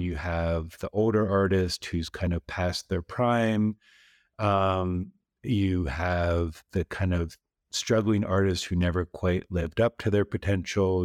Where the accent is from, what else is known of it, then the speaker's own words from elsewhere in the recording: East Coast, United States; moved away as an adult; now in Texas, United States; I grew up on the East Coast.